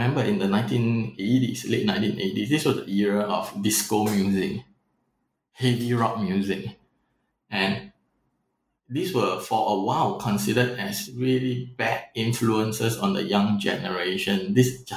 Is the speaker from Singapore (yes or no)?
yes; Singapore; moved away; also born or lived in Vietnam; being a Singaporean living in Vietnam or visiting Vietnam